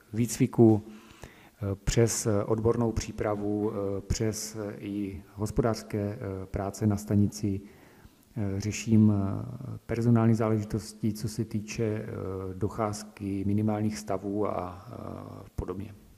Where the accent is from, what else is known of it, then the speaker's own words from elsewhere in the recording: Slatina, Nový Jičín District, Moravian-Silesian Region, Czechia; dobrovolným hasičem jsem od malička, eh, vlastně u nás ve Slatně na Novojčínsku